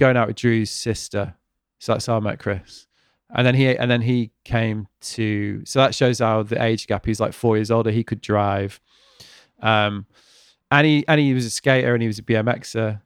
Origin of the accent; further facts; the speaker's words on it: Manchester, North West England, United Kingdom; moved away; also born or lived in Stratford; it's my hometown